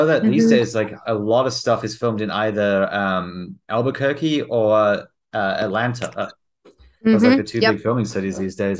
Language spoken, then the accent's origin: English; New Zealand; moved away as an adult; also born or lived in Australia; now in United States; Yeah, I'm from New Zealand